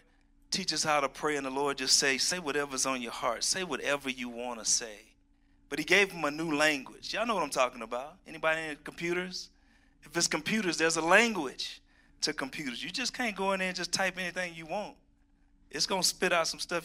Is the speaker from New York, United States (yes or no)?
no; Houston, Texas, United States; also born or lived in Georgia; now in Colorado, United States; I'm from Texas, Houston, Texas, where we see snow once every 100 years